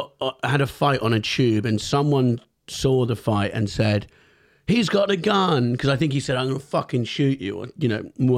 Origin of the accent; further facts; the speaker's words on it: Devon, South West England, United Kingdom; also born or lived in Camberwell, London; I'm from, so I was born in Camberwell and then moved to Devon when I was 10.